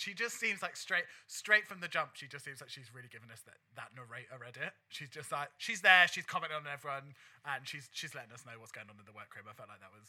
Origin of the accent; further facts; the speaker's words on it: London, United Kingdom; growing up in the East London drag scene